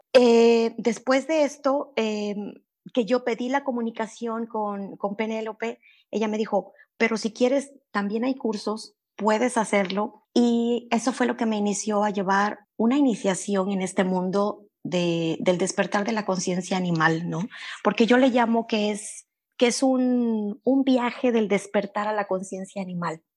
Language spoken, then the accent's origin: Spanish; Veracruz, Mexico; moved away; also born or lived in Monterrey, Mexico; Yo nací en, en Veracruz, pero después me fui a vivir a Monterrey. Los últimos nueve años los pasé allá